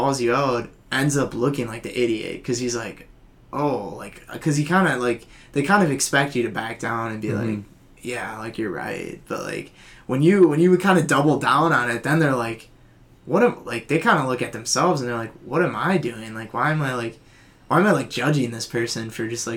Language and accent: English; Oshkosh, Wisconsin, United States; moved away as an adult; now in Madison, United States; I'm from Oshkosh, so it's, like, hour and a half away